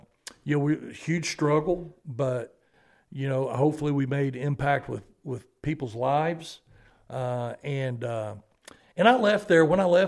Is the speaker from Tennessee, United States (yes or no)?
no; Arkansas, United States; now in Georgia, United States; I'm originally from Arkansas.